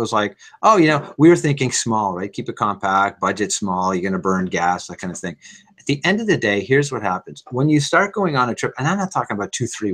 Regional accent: Montreal, Quebec, Canada; now in Toronto, Canada; I grew up in Montreal and now I live in Toronto

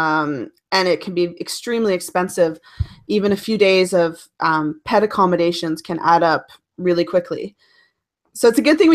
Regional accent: Cape Breton Island, Nova Scotia, Canada; now in Ottawa, Canada; Growing up on Cape Breton Island in Nova Scotia

